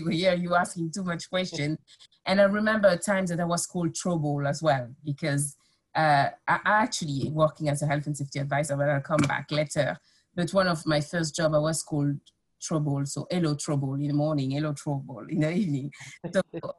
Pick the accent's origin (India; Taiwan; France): France; Nogent-sur-Oise, Hauts-de-France; English is a second language; moved away as an adult; also born or lived in Paris / Amiens; now in United Kingdom; I grew up in Picardy